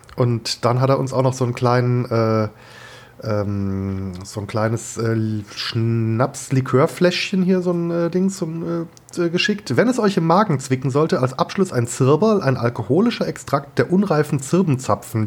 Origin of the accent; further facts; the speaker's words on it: Germany; also born or lived in Kehl; ich als Deutscher